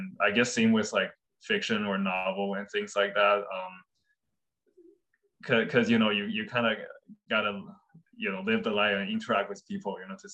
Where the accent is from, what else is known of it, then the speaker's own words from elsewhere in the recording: Fuzhou, Fujian, China; my hometown in China, Fuzhou